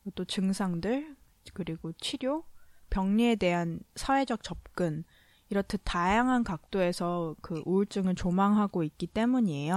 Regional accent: South Korea; 제가 한국 사람이니까

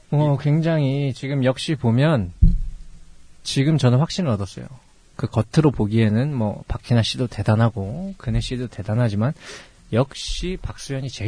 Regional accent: Busan, South Korea; accent: Busan dialect; 제가 집이 저도 부산 출신인데 3차에서 나도 모르게 사투리를 한번 써서

